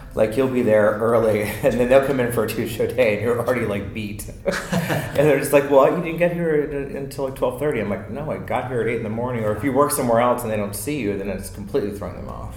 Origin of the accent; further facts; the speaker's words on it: Potomac, Maryland, United States; moved away as an adult; I'm from Maryland, Potomac, Maryland